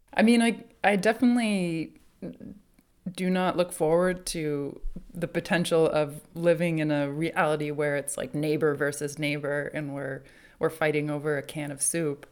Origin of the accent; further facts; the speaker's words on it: New Hampshire, United States; I grew up in New Hampshire, out in the woods